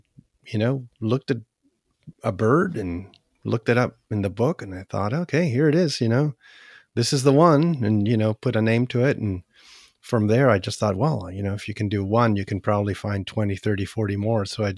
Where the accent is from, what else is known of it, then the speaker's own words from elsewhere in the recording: Chile; born there; also born or lived in Canada; Well, I was born in Chile, so what I did, you know, in Canada, at that time, when I was going to high school